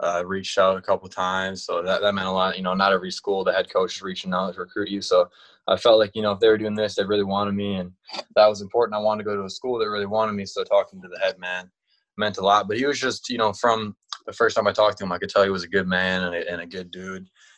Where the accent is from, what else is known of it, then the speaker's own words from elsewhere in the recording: Wisconsin, United States; I'm from Wisconsin.